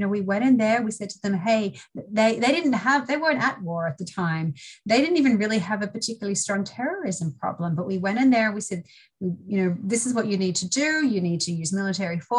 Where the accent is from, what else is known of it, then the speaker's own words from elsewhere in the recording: Australia; moved away as an adult; now in United States; I'm originally from Australia. I studied law there.